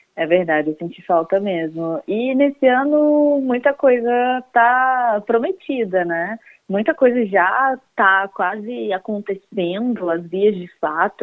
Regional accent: Fluminense, Rio de Janeiro, Brazil; Eu já sou uma pessoa que sou quase carioca, sou fluminense

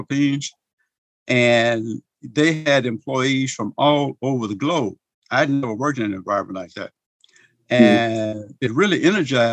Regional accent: Wynne, Arkansas, United States; also born or lived in Little Rock, Arkansas; I was born in 1950 in Cross County, Arkansas. It's over in the eastern part of the state in Wynne, a little small town called Wynne.

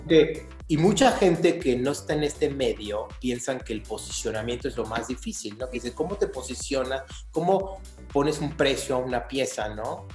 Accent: Querétaro, Mexico; Yo soy de Querétaro y vivo en Querétaro

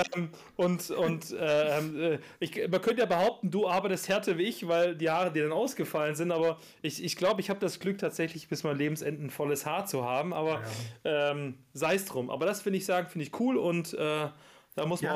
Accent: Backnang, Baden-Württemberg, Germany; ich bin ja in Backnern geboren

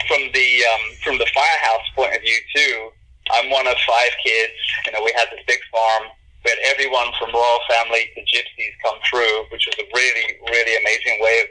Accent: United Kingdom; moved away; as we Brits tend to be

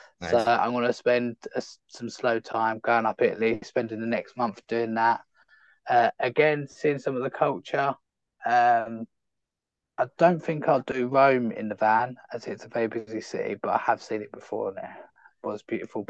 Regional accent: United Kingdom; moved away as an adult; being a British citizen

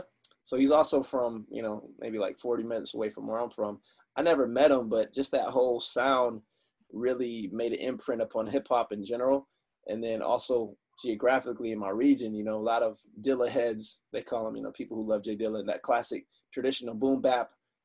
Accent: Michigan, United States; I grew up in Michigan.

